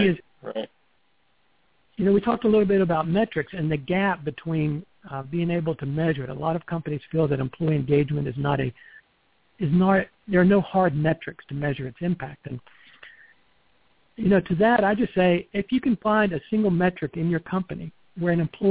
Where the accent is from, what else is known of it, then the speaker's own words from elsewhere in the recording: the South, United States; accent: Southern; I grew up in the South.